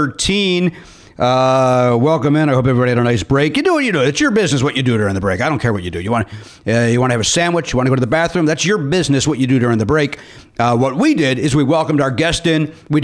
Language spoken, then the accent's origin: English; Oak Forest, Illinois, United States; I grew up in Oak Forest